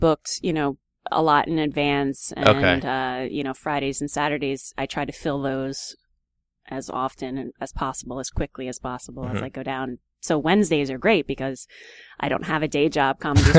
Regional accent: Easton, United States; I mean, it's cool because, you know, I grew up in Easton, so I like to do as many, you know, local things as possible.

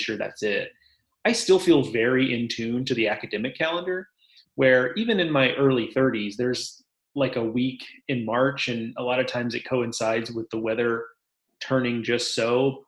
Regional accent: Houston, Texas, United States; growing up in Houston

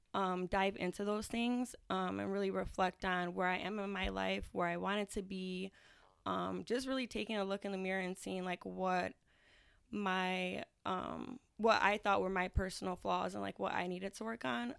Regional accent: Aurora, United States; I am from the East Side of Aurora.

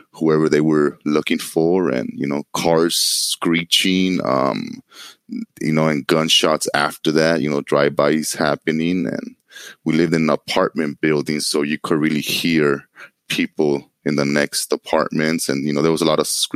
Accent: Los Angeles, California, United States; I grew up in Los Angeles, California, in a place called Koreatown.

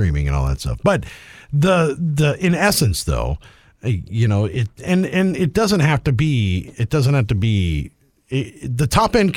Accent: Midwest, United States; we're from the Midwest

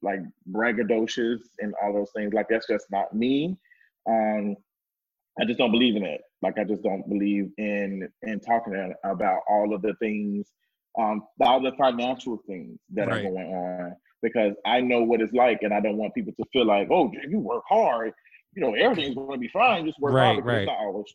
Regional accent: Memphis, Tennessee, United States; moved away as an adult; now in Atlanta, United States; I grew up in Memphis, Tennessee. I'm born and raised there all of my life. I moved to Atlanta

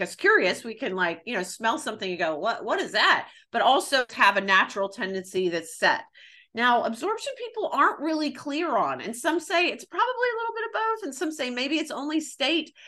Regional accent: the South, United States; growing up in the South

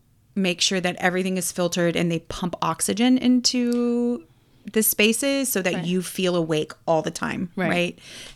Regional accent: Florida, United States; And I thought I was a Florida girl.

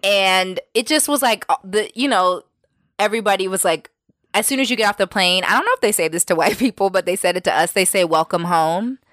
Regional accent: New York, United States; we're from New York

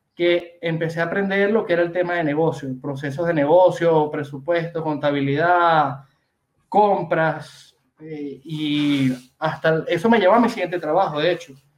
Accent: Venezuela; moved away as an adult; also born or lived in Argentina; now in Barcelona, Spain; soy venezolano

